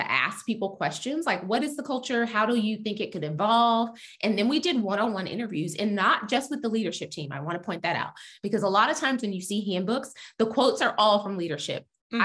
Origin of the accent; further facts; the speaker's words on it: Texas, United States; I'm from Texas